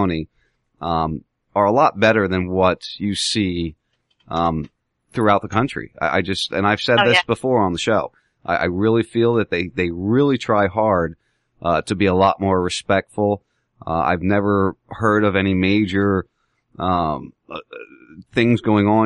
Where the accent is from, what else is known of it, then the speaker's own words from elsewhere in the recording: Medford, New Jersey, United States; also born or lived in Pennsylvania; now in Englewood, Florida, United States; I lived in New Jersey most of my life, and I lived in Pennsylvania a little bit